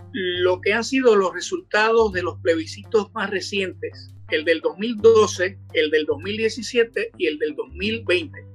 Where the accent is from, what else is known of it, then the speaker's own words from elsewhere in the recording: Puerto Rico; nosotros en Puerto Rico